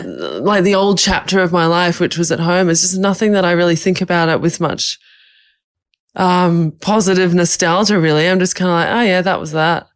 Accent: Australia; moved away as an adult; now in Bali, Indonesia; I've lived in Bali for five years, but I'm Australian

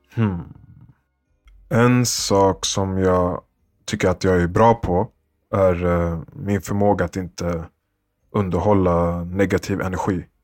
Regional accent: Sweden; så föddes jag ju i Sverige

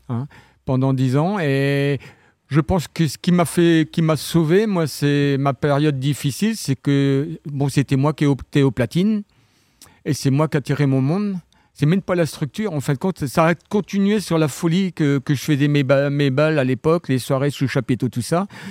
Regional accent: Saint-Martin-de-Landelles, Normandy, France; also born or lived in Saint-Hilaire-du-Harcouët / Vire; Je suis originaire de Saint-Martin-de-Landelle

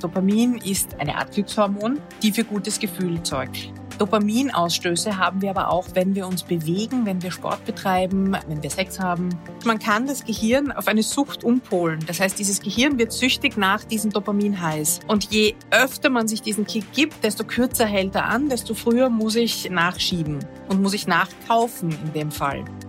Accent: Vienna, Austria; Ich bin aus Wien, aus Österreich

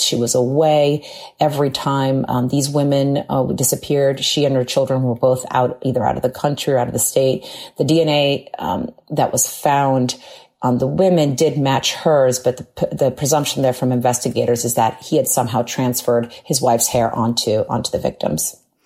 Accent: Long Island, New York, United States; Born and raised on Long Island

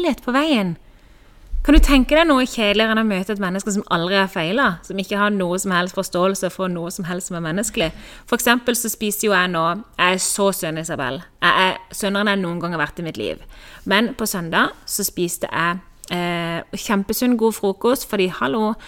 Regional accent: Norway; moved away as an adult; also born or lived in Kristiansand, Norway; now in Spain; jeg lå i senga hjemme i Norge i mange år siden jeg var liten

